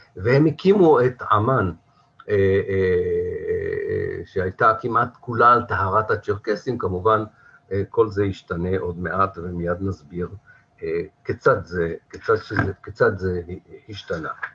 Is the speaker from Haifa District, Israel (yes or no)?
yes; Haifa, Haifa District, Israel; now in Kiryat Tivon, Israel; כחיפאי, כן, אני היום בטבעון, אבל אני במקור חיפאי